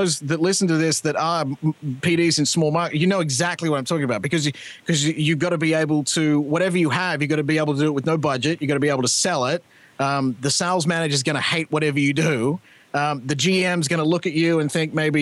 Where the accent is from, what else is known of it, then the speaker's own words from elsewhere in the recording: Australia; moved away as an adult; now in Canada; I'm Australian